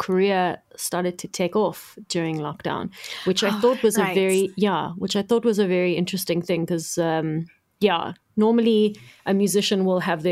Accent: Cape Town, Western Cape, South Africa; also born or lived in Johannesburg; I used to live in Joburg, but I'm originally from Cape Town.

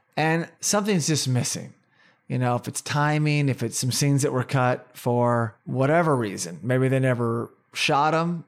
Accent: Oklahoma, United States; also born or lived in Tulsa, Oklahoma; growing up in Oklahoma, we dealt with tornadoes

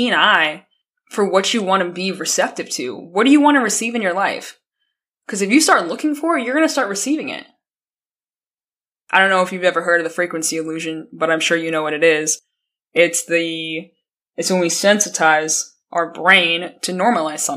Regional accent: Colorado, United States; I'm from Colorado.

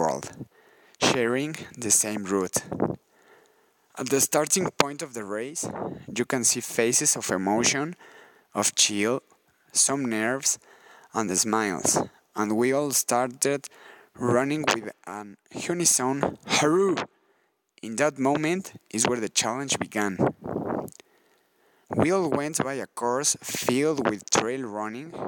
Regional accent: Mexico City, Mexico; I'm from Mexico City

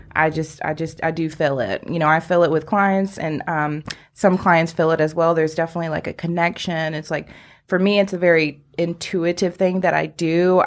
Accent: Greenville, United States; also born or lived in Atlanta; I'm actually a Greenville native, been here all my life, and I did move away to Atlanta area for just a few years, but I was ready to come back

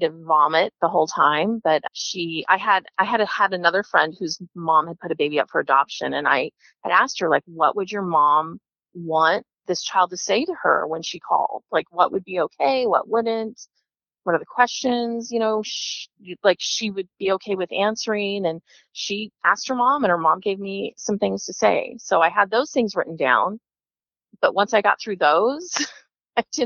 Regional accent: Kansas, United States; I was born in Kansas, which is an open adoption state, open birth certificate.

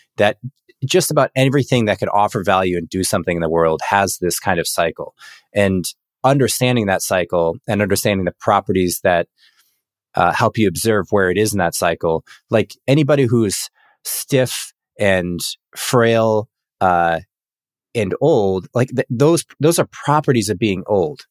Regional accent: United States

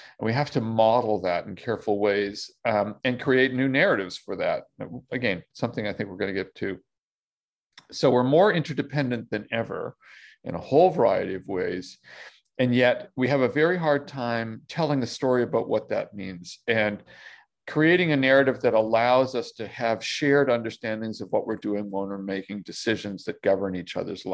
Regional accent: Toronto, Ontario, Canada; grew up in Toronto

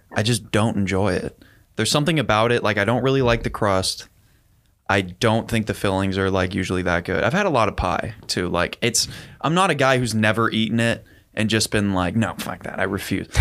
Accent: California, United States; I'm such a Californian

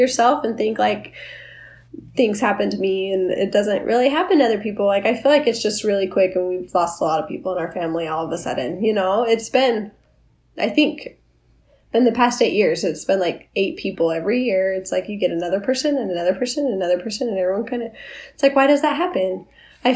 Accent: Orem, Utah, United States; I lived a really sheltered life. I grew up in Orem.

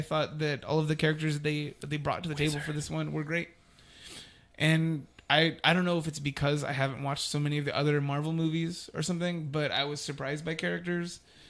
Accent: United States; I am American.

